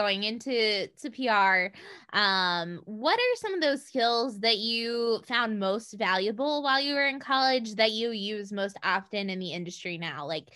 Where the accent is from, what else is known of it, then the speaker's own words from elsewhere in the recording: West Virginia, United States; we're both from West Virginia